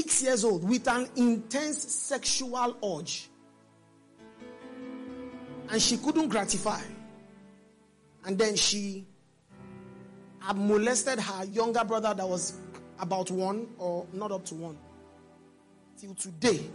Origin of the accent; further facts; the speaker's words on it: Nigeria; I'm Nigerian